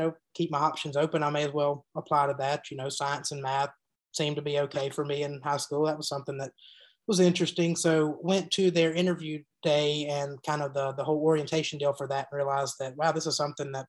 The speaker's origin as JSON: {"language": "English", "town": "Greenville", "region": "Mississippi", "country": "United States", "tie": "born or raised there", "also_born_or_lived": "Jackson, Mississippi", "moved": "yes", "said": "I am from Mississippi originally. So was born in Greenville, Mississippi"}